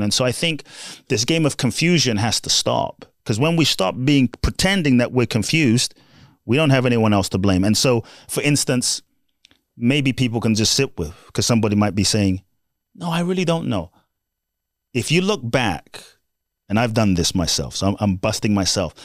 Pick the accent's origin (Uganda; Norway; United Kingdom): United Kingdom; London; also born or lived in Ghana; I was born in Ghana, West Africa. My father's from Ghana. My mother's Japanese. And I grew up in London.